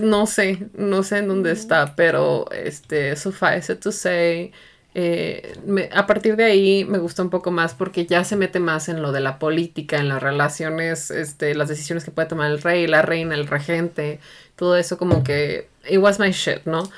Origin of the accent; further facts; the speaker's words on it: Mexico; para mí como mexicana